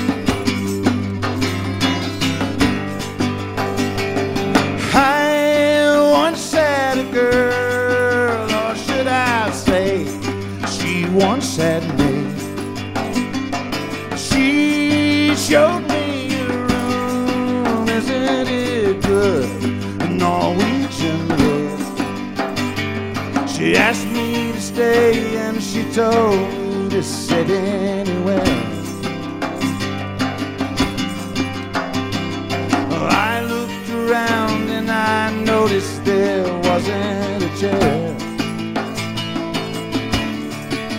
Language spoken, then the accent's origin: English; Mississippi, United States; Growing up in Mississippi, spare time is our major export in Mississippi